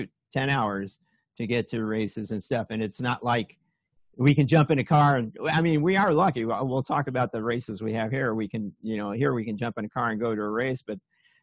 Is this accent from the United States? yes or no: yes; Chicago, Illinois, United States; moved away; also born or lived in Minnesota / Aspen, Colorado; Oh, I grew up in Chicago, got out of there as soon as I saw anything else, moved to Minnesota, went to school in Minnesota.